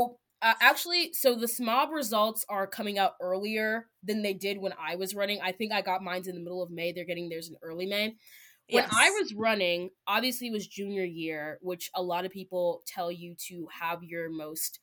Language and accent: English; Baltimore, Maryland, United States; also born or lived in Anne Arundel County, Maryland; So I grew up in Baltimore, where I grew up in, like, a predominantly immigrant community. I'm first generation American